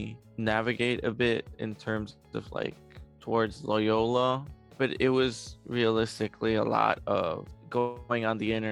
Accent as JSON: {"language": "English", "town": "Chicago", "region": "Illinois", "country": "United States", "tie": "born or raised there", "also_born_or_lived": "Mexico City, Mexico", "said": "I was born in Mexico City, but I have lived in Chicago for most of my life"}